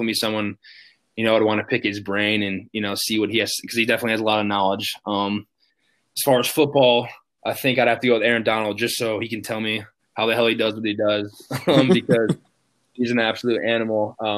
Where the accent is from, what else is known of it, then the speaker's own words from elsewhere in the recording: Chicago, Illinois, United States; growing up in Chicago, and Derrick Rose, losing to him every single year